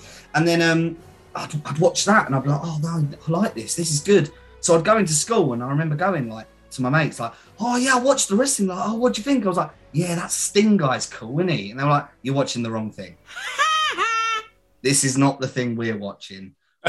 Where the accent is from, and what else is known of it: Borehamwood, East of England, United Kingdom; also born or lived in Barnet